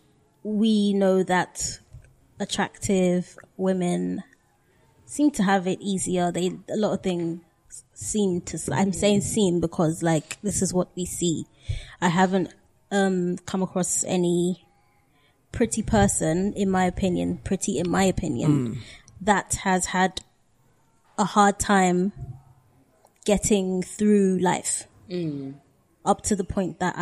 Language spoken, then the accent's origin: English; London, United Kingdom; growing up in London